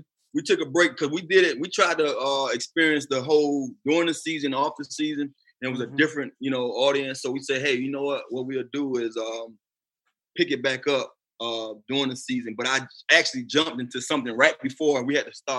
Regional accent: Florida, United States; I grew up in Florida

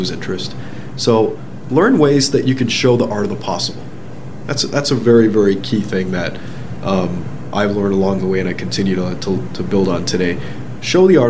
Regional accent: Toronto, Ontario, Canada; also born or lived in London, England; I'm a kid from Scarborough. That's kind of where I grew up.

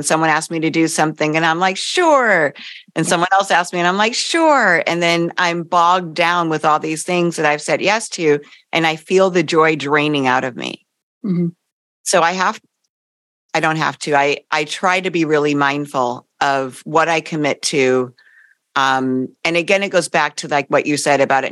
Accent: East Coast, United States; I grew up on the East Coast

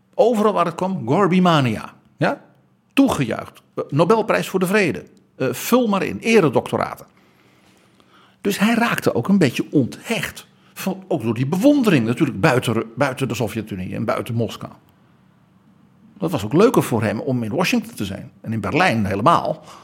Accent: Netherlands; Wij West-Europeanen, wij Hollanders

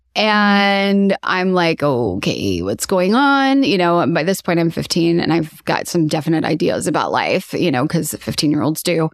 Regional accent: Kansas City, Missouri, United States; I was born and raised here in Kansas City

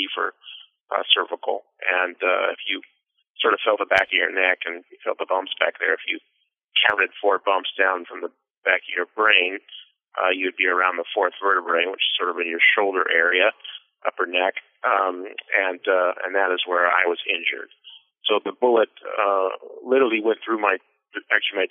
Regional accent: Seattle, Washington, United States; I was born in Seattle, Washington, back in 1979

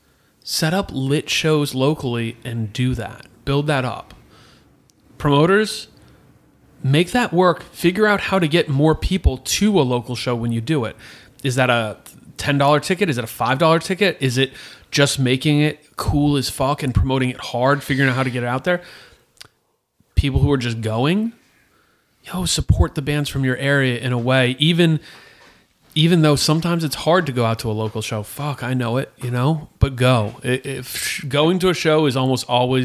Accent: New Jersey shore, United States; I'm from the shore. I'm from New Jersey.

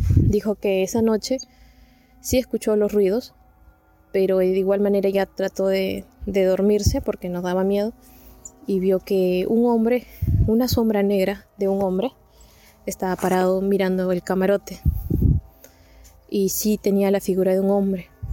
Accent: Peru; yo soy de Perú

